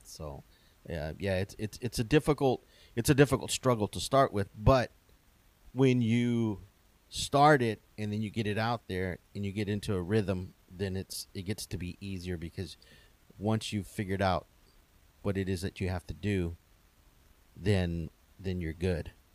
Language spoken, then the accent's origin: English; Wharton, Texas, United States; where I grew up in Wharton, there was a barbershop